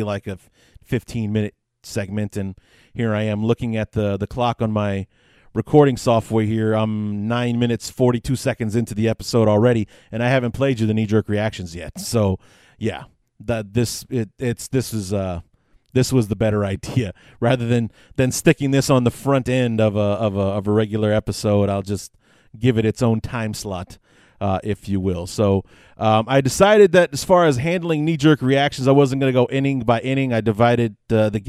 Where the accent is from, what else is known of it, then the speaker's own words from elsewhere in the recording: Chicago, Illinois, United States; I born and raised on the North Side